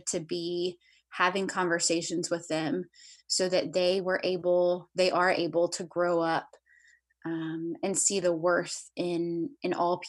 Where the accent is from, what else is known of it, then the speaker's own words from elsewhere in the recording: the South, United States; I grew up in the South. I grew up in a Christian family